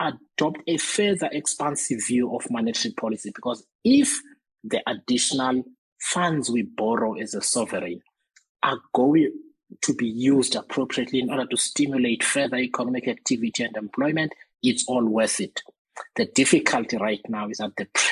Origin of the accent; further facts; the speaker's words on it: Eastern Cape, South Africa; I come from the Eastern Cape